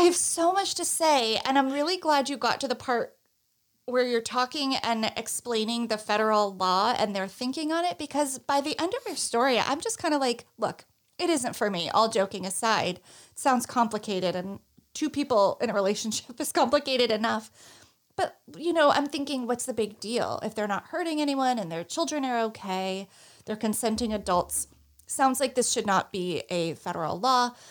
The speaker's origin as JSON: {"language": "English", "region": "Northeast", "country": "United States", "said": "I'm from the Northeast"}